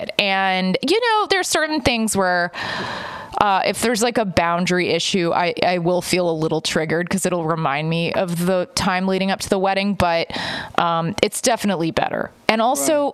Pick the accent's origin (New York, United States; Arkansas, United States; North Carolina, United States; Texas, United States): Texas, United States; I grew up in Texas